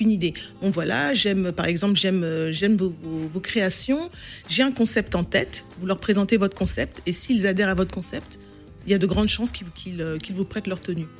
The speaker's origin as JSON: {"language": "French", "country": "France", "tie": "born or raised there", "moved": "as an adult", "lives_now": "London, United Kingdom", "said": "je vivais en France, je suis née en France, j'ai étudié ici."}